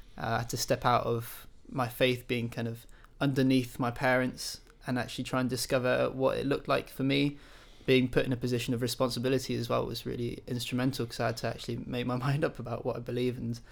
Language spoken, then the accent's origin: English; France; My dad's English, my mum's German, and I grew up in France.